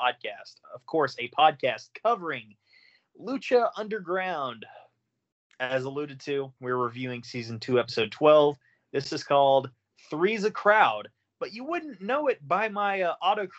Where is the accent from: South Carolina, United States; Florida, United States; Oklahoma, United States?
Oklahoma, United States; I'm a cracker from Oklahoma